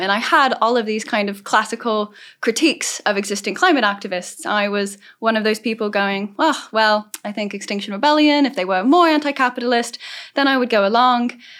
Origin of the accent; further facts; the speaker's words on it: Southern California, United States; I'm from Southern California, so I've grown up in the middle of the climate crisis